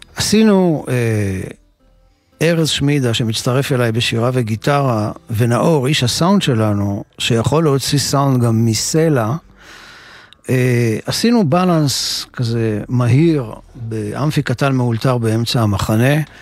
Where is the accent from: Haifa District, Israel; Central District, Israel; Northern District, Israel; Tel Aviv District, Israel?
Tel Aviv District, Israel; Ramat Gan; also born or lived in Jerusalem; גם אני נולדתי בירושלים, ואחר כך המשפחה עברו, עברה לגור ברמת גן